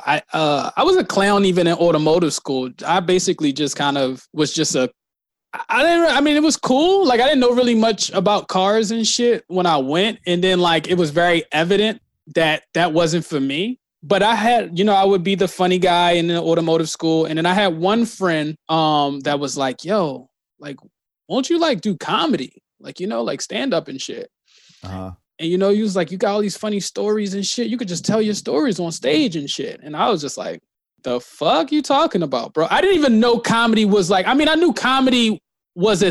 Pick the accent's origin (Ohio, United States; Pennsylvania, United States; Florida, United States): Pennsylvania, United States; Philadelphia; I was born and raised, man, in the streets of Philly